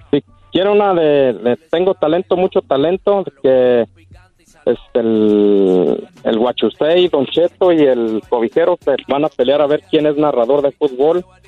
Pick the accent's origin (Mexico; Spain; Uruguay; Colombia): Mexico; Casas Viejas, Michoacán